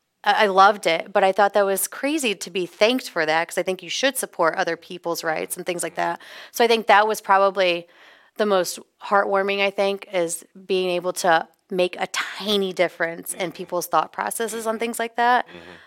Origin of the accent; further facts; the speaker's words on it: Scotland, United Kingdom; No, I'm Scottish.